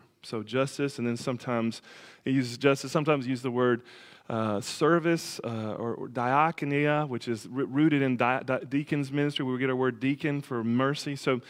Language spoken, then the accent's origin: English; the South, United States; I'm a Southerner, so kind of thing.